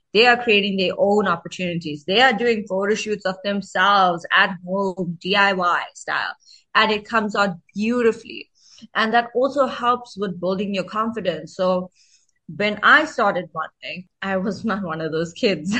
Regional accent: Durban, KwaZulu-Natal, South Africa; also born or lived in Johannesburg; my hometown is Durban, KwaZulu Natal.

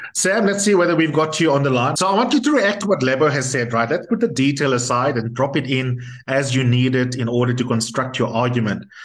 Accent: South Africa; as a South African

